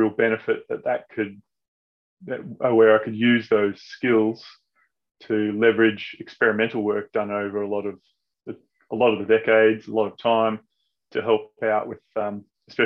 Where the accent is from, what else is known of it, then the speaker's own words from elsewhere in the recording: Brisbane, Queensland, Australia; I grew up in Brisbane.